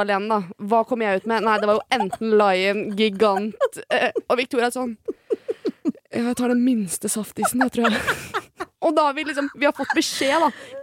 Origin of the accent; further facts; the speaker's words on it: Skiptvet, Østfold, Norway; Skiptvet, da, som der jeg kommer fra